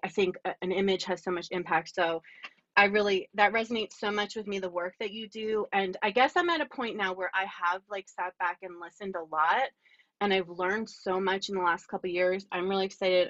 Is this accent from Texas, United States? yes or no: no; Lower Bucks County, Pennsylvania, United States; also born or lived in Baltimore / Berks County; I grew up in Lower Bucks County.